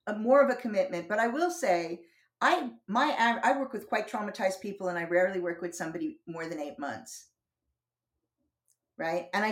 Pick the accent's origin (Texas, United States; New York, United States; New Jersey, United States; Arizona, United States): New Jersey, United States; moved away as an adult; also born or lived in Boston / North Carolina / Southern California; now in London, United Kingdom; I've been here 32 years. But I grew up in New Jersey